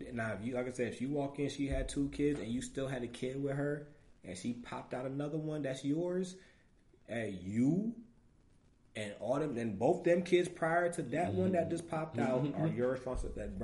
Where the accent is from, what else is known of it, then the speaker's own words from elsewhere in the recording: New York City, New York, United States; now in Ohio, United States; I'm from New York. I'm born and raised. I'm a queen. I'm from Queens. I'm from Southside, Jamaica, Queens